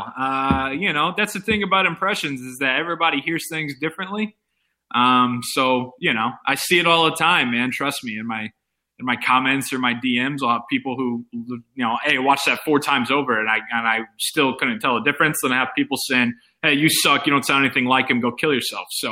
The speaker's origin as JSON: {"language": "English", "town": "Indianapolis", "region": "Indiana", "country": "United States", "said": "I currently live – I'm from Indianapolis, Indiana, and that's where I am currently"}